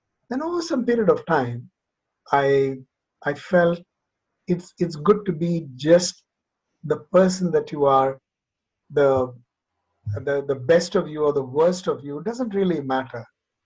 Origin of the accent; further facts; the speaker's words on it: Nagpur, Maharashtra, India; I grew up in Nagpur. I mean, when I say grew up in Nagpur, one of the time in my life as I was in high school, I was in Nagpur. I spent about 4 years in Nagpur.